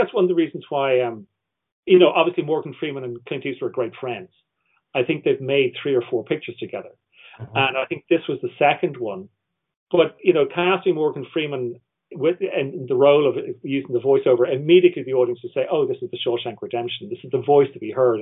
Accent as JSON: {"language": "English", "country": "Ireland", "said": "I'm Irish"}